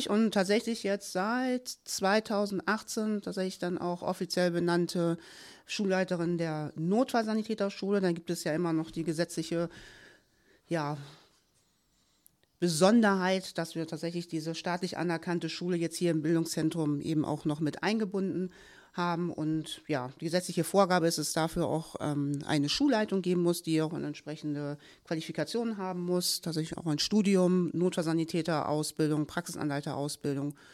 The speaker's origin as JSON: {"language": "German", "town": "Kiel", "region": "Schleswig-Holstein", "country": "Germany", "tie": "born there", "said": "tatsächlich bin ich in Kiel geboren. Ja, war da lange, lange Zeit auch sehr glücklich beheimatet"}